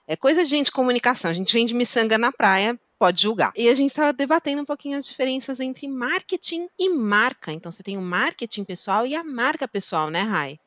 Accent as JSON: {"language": "Portuguese", "town": "Osasco", "region": "São Paulo", "country": "Brazil", "tie": "born or raised there", "said": "eu nasci em Osasco"}